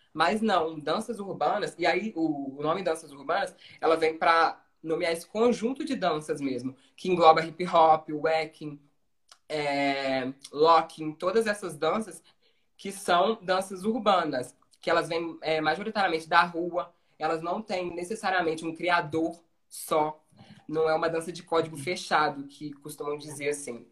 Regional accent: Brazil; Nasci e fui criado no São Benedito

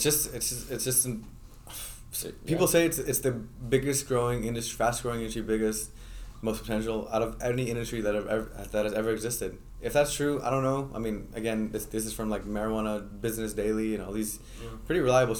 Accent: Netherlands; now in Boston, United States; I grew up myself in Holland, so Holland is, one of my life goals is to go back to Holland on an entrepreneur visa

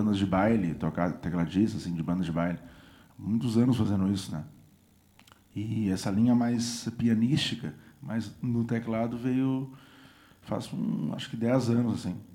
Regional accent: São José do Norte, Rio Grande do Sul, Brazil; Eu sou de São José do Norte.

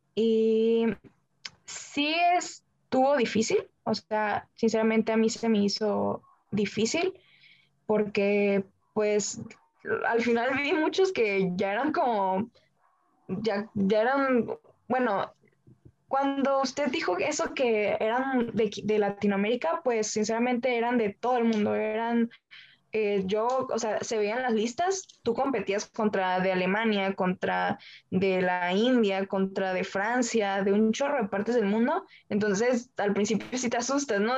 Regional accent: Baja California, Mexico; siendo mexicana, siendo de aquí de Baja California

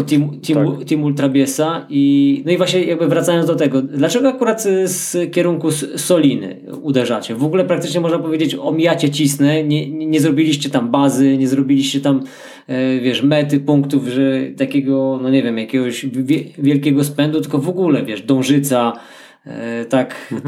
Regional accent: Bieszczady, Subcarpathian Voivodeship, Poland; moved away; my jesteśmy, no, autochtonami w pewnym sensie. No, ja takim, który z, już wyemigrował stamtąd, no, ale tam się urodziłem

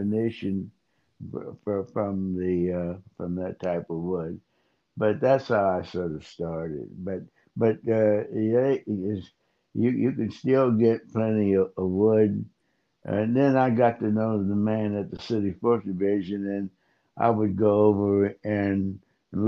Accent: New Castle, Pennsylvania, United States; also born or lived in Pittsburgh, Pennsylvania; I grew up in Newcastle, Pennsylvania

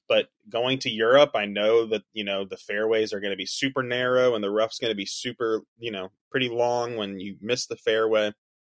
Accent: Wilmington, North Carolina, United States; I remember covering this tournament when it came to Wilmington, my hometown

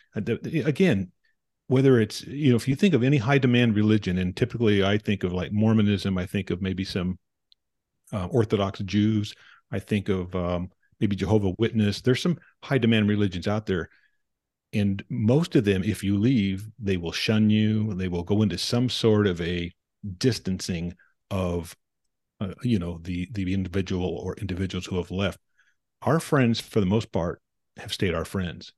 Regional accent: Provo, Utah, United States; I was born in Provo, Utah, to two people going to Brigham Young University.

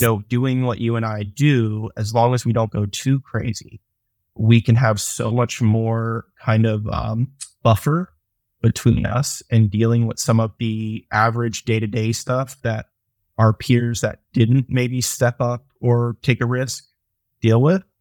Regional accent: Atlanta, Georgia, United States; I'm from Atlanta.

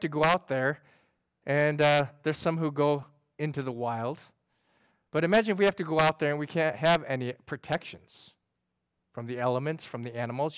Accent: upstate New York, United States; I grew up in New York and upstate New York, they have the Adirondacks

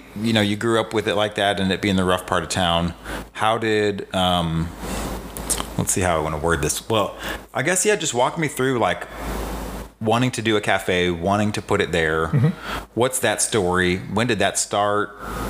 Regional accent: Hazelwood, Missouri, United States; I grew up in Hazelwood

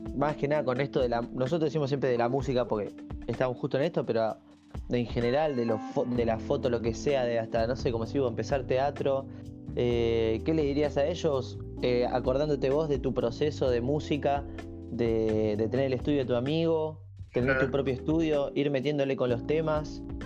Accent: Mar del Plata, Buenos Aires Province, Argentina; soy de Mar del Plata

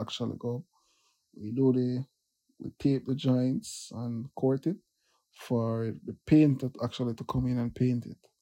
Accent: Kingston, Jamaica; also born or lived in Manchester, Jamaica; I was born in Manchester, um, grew up in Kingston. After I finished high school, I went back to Manchester.

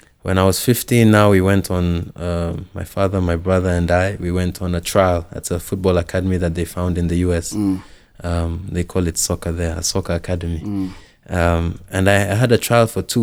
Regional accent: Nairobi, Kenya; I grew up here in Nairobi.

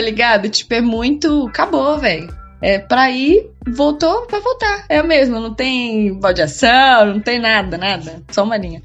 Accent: Praia Grande, São Paulo, Brazil; moved away as an adult; also born or lived in Santos / Rio de Janeiro; now in São Paulo, Brazil; eu não sou de São Paulo, né? Eu morava em Praia Grande com os meus pais, eu fui morar sozinho em Santos e fui direto pro Rio de Janeiro, pulei São Paulo

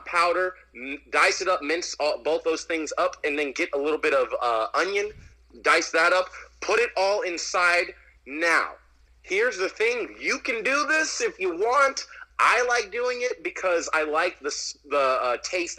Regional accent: San Diego, California, United States; I'm from San Diego.

